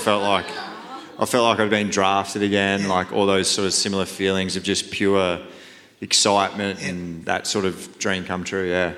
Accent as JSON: {"language": "English", "town": "Leeton", "region": "New South Wales", "country": "Australia", "tie": "born or raised there", "said": "I grew up in a little country town called Leeton."}